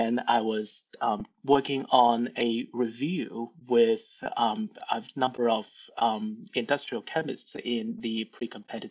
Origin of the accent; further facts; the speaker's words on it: Hong Kong; moved away; I'm originally from Hong Kong